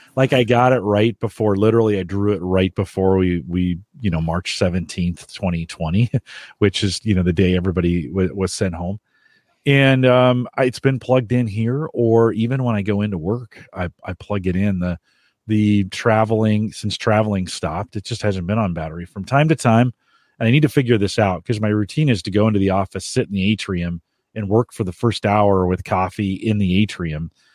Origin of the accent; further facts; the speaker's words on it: San Jose, California, United States; moved away; I grew up in San Jose.